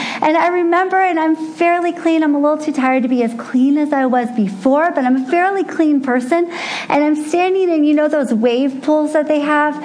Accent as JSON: {"language": "English", "town": "San Diego", "region": "California", "country": "United States", "tie": "born or raised there", "also_born_or_lived": "Texas", "moved": "as an adult", "said": "I grew up in San Diego"}